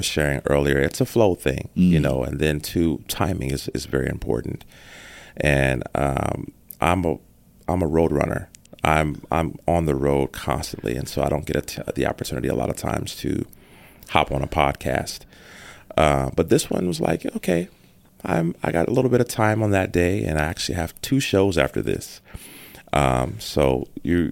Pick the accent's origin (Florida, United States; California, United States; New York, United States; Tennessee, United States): California, United States; San Diego; also born or lived in Los Angeles / Harrisburg, Pennsylvania; I was born in Los Angeles, but I was raised here in San Diego